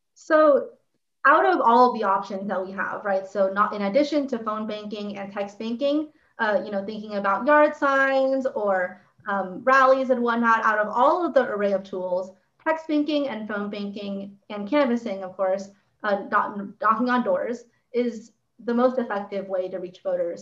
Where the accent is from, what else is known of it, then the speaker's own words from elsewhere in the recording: Santa Clarita, California, United States; I'm from Santa Clarita